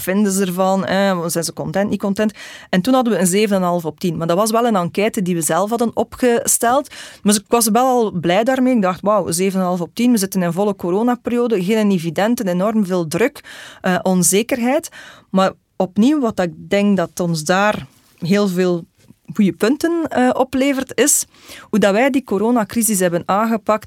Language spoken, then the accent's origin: Dutch; Belgium